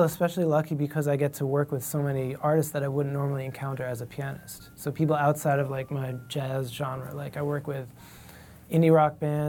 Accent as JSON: {"language": "English", "town": "Princeton", "region": "New Jersey", "country": "United States", "tie": "born or raised there", "also_born_or_lived": "Monroe Township, New Jersey", "said": "I grew up in Princeton, New Jersey"}